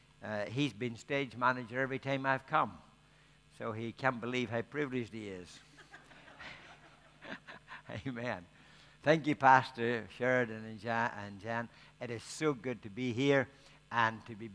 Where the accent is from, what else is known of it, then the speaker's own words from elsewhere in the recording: Ireland; because I'm Irish